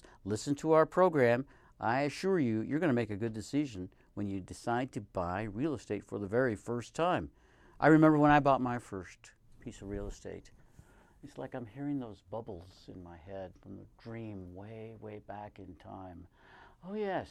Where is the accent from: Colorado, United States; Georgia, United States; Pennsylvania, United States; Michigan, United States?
Colorado, United States; also born or lived in Tucson, Arizona; now in Reno, United States; I'm from Colorado